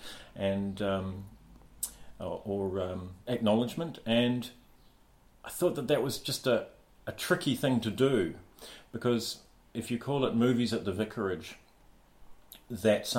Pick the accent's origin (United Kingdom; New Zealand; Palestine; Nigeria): New Zealand; as a New Zealander